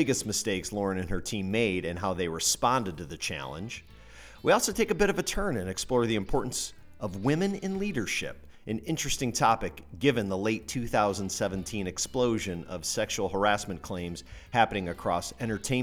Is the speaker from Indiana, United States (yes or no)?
yes; Indiana, United States; I'm from Indiana